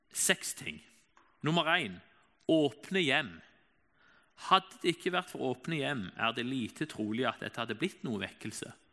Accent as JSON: {"language": "Norwegian", "town": "Egersund", "region": "Rogaland", "country": "Norway", "said": "Jeg kommer jo fra Egersund"}